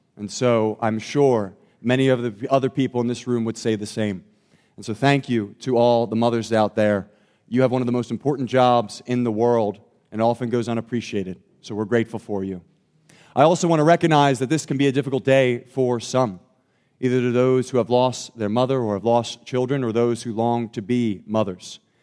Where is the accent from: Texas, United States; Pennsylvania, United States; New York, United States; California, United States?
Pennsylvania, United States; Thornton; I grew up in Thornton, Pennsylvania